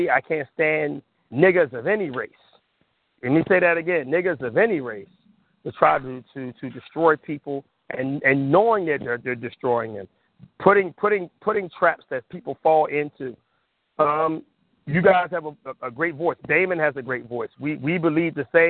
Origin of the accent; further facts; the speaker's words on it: Compton, California, United States; also born or lived in Watts, California; I grew up in Southern California